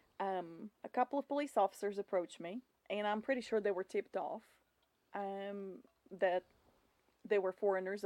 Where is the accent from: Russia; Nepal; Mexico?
Russia; Volgograd, Volgograd Oblast; English is a second language; moved away as an adult; also born or lived in Kingsport, Tennessee; now in Bristol, Tennessee, United States; my hometown, Volgograd